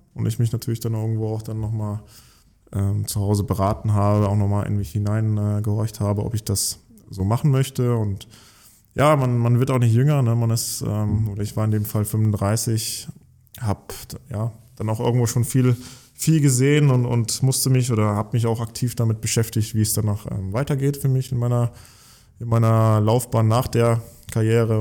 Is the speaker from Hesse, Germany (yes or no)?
yes; near Giessen, Hesse, Germany; moved away; Ich, ich komme aus der Nähe von Gießen in einem kleinen Dorf und äh, habe wirklich mit fünf, sechs Jahren schon angefangen, Fußball zu spielen mit Freunden auf einem Bolzplatz direkt hinter unserer Wohnung